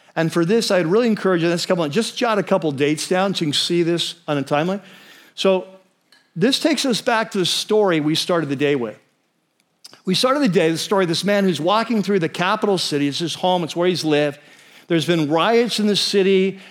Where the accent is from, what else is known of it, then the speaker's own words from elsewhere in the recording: United States; as American Christians